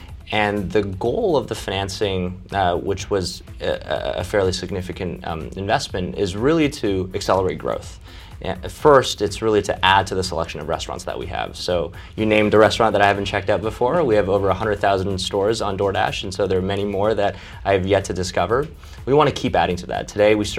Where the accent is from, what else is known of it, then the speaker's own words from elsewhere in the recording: Champaign, Illinois, United States; also born or lived in China; Growing up in Champaign, it's a small town feel. And you know, my family emigrated here from China when I was five.